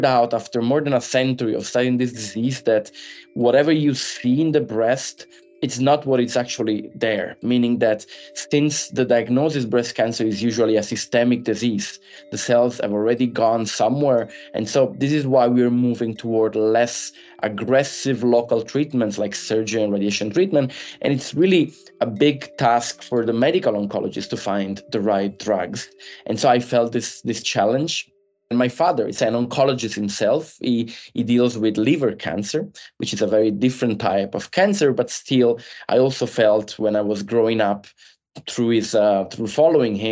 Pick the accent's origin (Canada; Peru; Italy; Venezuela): Italy; moved away as an adult; also born or lived in Milan; now in Boston, United States; I'm originally from Italy